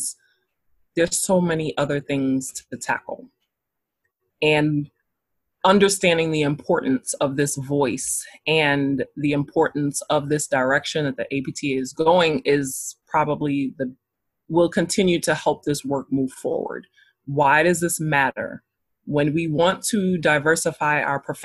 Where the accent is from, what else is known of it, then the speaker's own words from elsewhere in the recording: New York City, New York, United States; now in North Carolina, United States; I am originally from Brooklyn, New York. I currently live in North Carolina